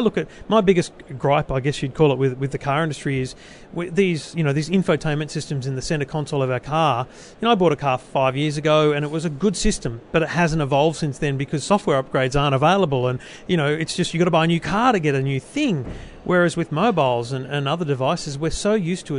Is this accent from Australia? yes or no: yes; Australia; how old I am, that I'm male, and that I'm from Australia.